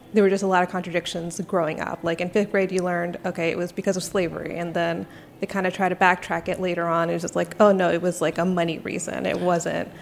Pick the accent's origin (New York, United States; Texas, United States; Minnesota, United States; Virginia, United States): Virginia, United States; Northern; I grew up in Northern Virginia, which is vastly different than the rest of Virginia